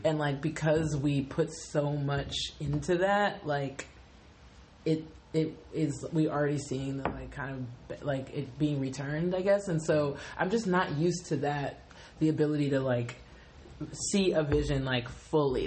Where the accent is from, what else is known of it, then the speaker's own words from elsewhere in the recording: New Orleans, Louisiana, United States; I am an artist from New Orleans